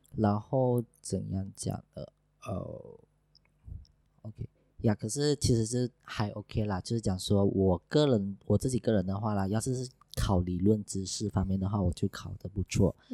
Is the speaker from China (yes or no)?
no; Sarawak, Malaysia; now in Johor, Malaysia; 我来自沙拉哇，不过目前在 Roadflow 做广播